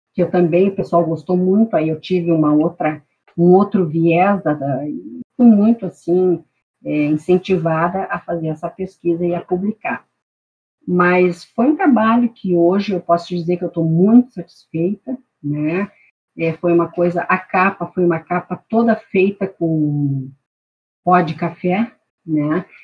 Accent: Santana do Livramento, Rio Grande do Sul, Brazil; now in Porto Alegre, Brazil; eu sou, sou de Santana do Livramento

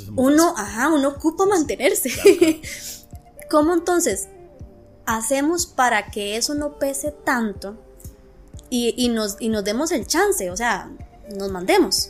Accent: Costa Rica; uno como tico

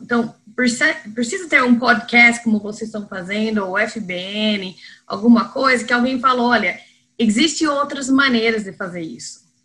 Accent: United States; Portuguese is a second language; moved away as an adult; also born or lived in Spain; now in Brazil; eu sou americana, então vocês que estão ouvindo mais no sul, não é que eu sou de importada de Campinas ou Ribeirão, é, é americana mesmo.

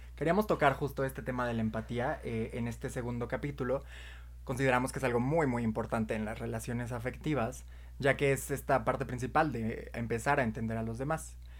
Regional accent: Mexico; nosotros somos de México

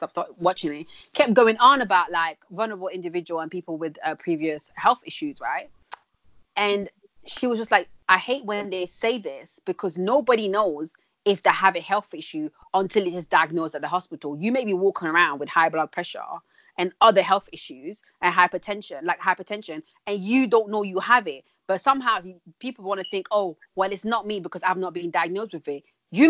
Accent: DR Congo; born there; when I was younger, this is like the 90s, because I was born in Congo.

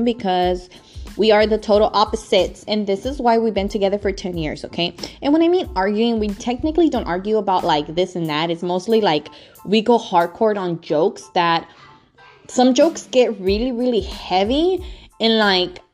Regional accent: Los Angeles, California, United States; now in Northern California, United States; I am located in Northern California, but I'm originally from Los Angeles

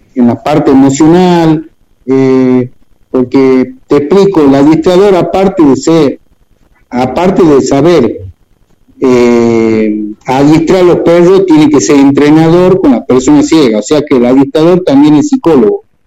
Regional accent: Tucumán, Argentina; Estamos anclados acá en Tucumán, bueno, soy tucumano

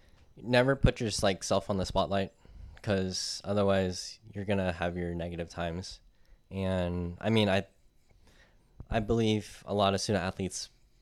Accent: Pacifica, California, United States; Because I'm from Pacifica.

